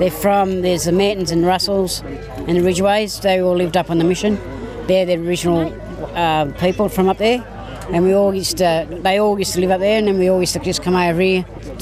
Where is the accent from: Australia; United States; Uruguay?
Australia; Karuah, New South Wales; At Karua. I lived there all my life.